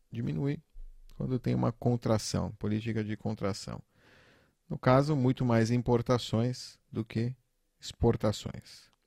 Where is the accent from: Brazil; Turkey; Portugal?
Turkey; Portuguese is a second language; Eu nasci e fui criado na Turquia. A Turquia é um país muito inflacionário, né?